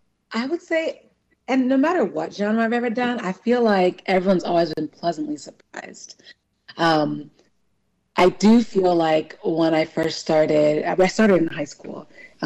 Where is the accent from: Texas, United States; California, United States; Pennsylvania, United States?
California, United States; born there; I'm Nigerian. I mean, I was born in California, but my parents are Nigerian.